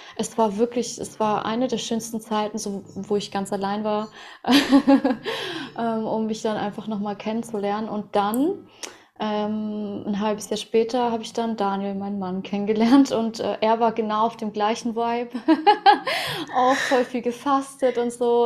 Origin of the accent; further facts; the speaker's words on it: Russia; moved away; Ich bin ja auch in Russland geboren